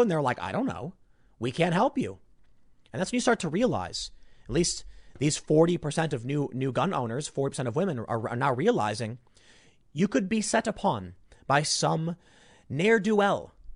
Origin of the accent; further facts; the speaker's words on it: Chicago, Illinois, United States; I'm from the South Side